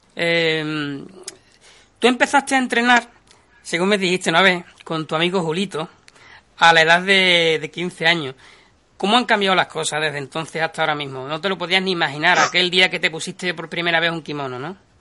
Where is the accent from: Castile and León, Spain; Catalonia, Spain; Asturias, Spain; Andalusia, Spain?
Andalusia, Spain; yo soy de Quillolandia, porque somos gente del sur, Sevilla, Huelva